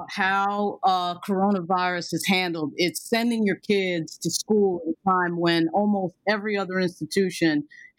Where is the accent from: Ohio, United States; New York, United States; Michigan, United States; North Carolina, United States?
New York, United States; I'm from New York, and frankly, as a New Yorker